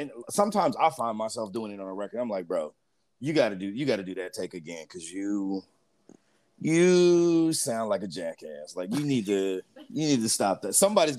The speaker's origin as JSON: {"language": "English", "region": "Midwest", "country": "United States", "also_born_or_lived": "California", "said": "I mean, technically I'm from the Midwest, but whatever. I mean, I did grow up in California for a little while. So, I mean, I've picked up pieces from everywhere."}